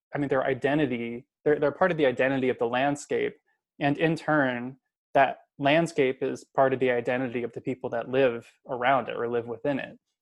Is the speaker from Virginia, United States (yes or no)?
no; Kansas, United States; moved away; I'm from Kansas, I should say. Um, so I'm back home in Kansas visiting family.